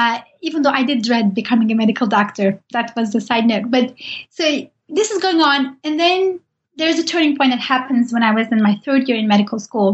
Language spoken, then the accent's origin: English; Turkey; Even though I'm from Turkey and Said Nursi has lived there and wrote there, I didn't know much about him.